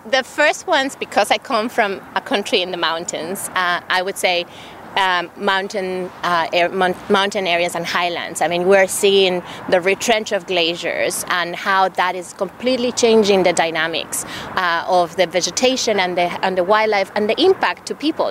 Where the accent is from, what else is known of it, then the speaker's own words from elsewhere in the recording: Ecuador; the country where I come from. I'm from, I'm from Ecuador, from South America.